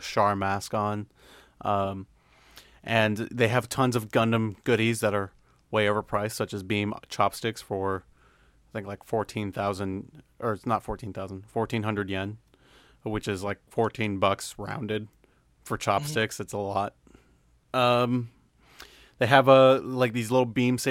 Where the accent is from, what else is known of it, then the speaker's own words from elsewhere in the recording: United States; I'm American